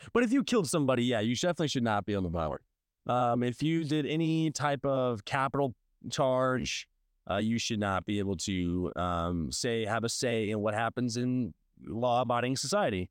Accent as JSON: {"language": "English", "area": "Saint Louis County", "region": "Missouri", "country": "United States", "tie": "born or raised there", "lives_now": "St. Louis, United States", "said": "I grew up in Saint Louis County"}